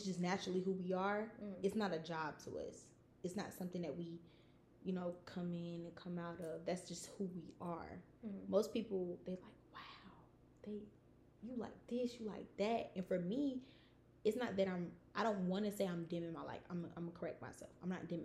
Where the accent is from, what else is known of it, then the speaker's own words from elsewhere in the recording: Savannah, Georgia, United States; because I'm Southern. Yeah. Like, when people ask me, like, where are you from? I really automatically always say Atlanta. Mm-hmm. Because explaining where I'm from, Savannah